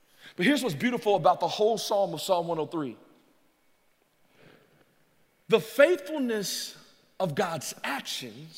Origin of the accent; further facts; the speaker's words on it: Louisiana, United States; growing up in Louisiana